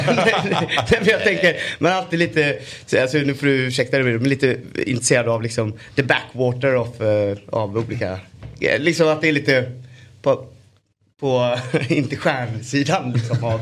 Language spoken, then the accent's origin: Swedish; Gothenburg, Västra Götaland, Sweden; min pappa var också fotbollstränare för generationer av kids i Örgryte Skår, där jag kommer ifrån.